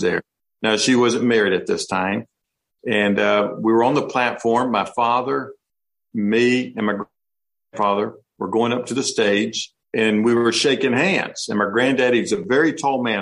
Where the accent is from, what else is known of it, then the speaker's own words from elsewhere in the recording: North Carolina, United States; we're from North Carolina